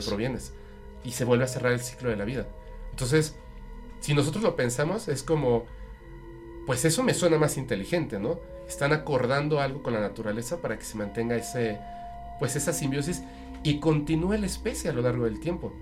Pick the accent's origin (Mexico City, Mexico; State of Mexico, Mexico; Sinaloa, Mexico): Mexico City, Mexico; now in Mérida, Mexico; pero soy de la Ciudad de México. O sea, de hecho no nací en la Ciudad de México, pero me crié, o sea, esa parte de mi infancia